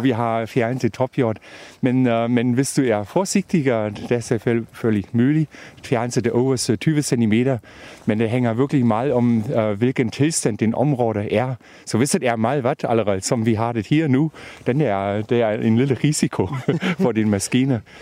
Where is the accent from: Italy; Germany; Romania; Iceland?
Germany; Brandenburg; Danish is a second language; now in Denmark; jeg kommer fra Tyskland, og ja. øh, faktisk fra Brandenburg, og der har vi den øh, sandjord